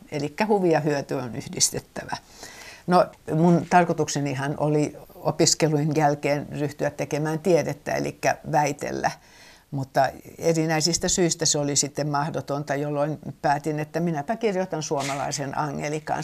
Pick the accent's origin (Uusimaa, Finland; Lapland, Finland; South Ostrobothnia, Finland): Uusimaa, Finland; Helsinki; also born or lived in Syväsalmi; now in Somerniemi, Finland; meillä Helsingissä